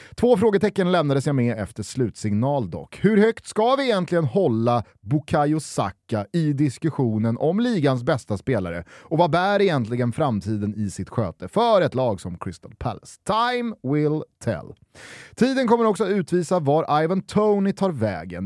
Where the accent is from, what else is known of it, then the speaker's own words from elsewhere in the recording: Sweden; Här hemma i Sverige